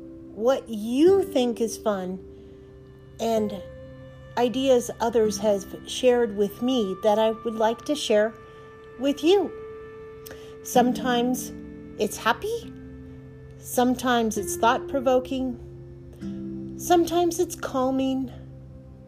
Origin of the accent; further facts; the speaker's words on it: San Francisco Bay Area, California, United States; moved away as an adult; also born or lived in Oregon; now in Montrose, United States; I was born in the California Bay Area, San Francisco Bay Area